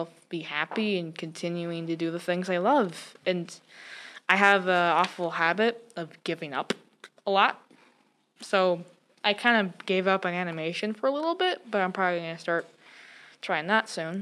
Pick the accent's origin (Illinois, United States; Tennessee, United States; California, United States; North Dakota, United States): North Dakota, United States; now in Missoula, United States; I grew up in North Dakota